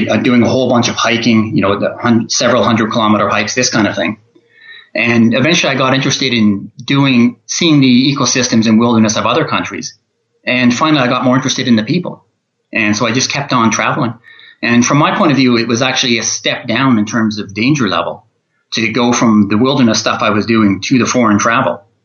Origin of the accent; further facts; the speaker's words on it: Canada; also born or lived in all over Canada; Well, I'm from Canada originally, but from all over Canada, since I was always traveling around when I was younger.